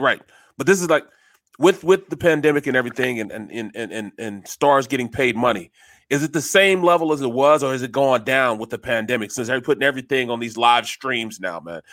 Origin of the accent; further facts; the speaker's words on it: St. Louis, Missouri, United States; I'm from St. Louis